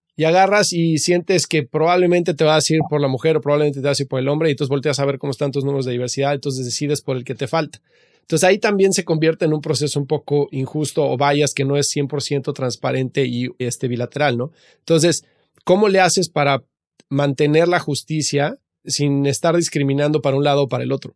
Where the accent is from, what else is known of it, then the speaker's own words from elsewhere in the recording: Mexico; also born or lived in United States; yo que soy mexicano